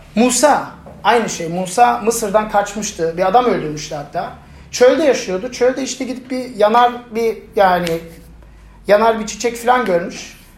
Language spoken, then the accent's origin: Turkish; Germany; moved away; Ben Almanya'da büyüdüm ve benim etrafımda birçok ya ırkçı arkadaş vardı. Yani ben tek Türktüm sınıfta.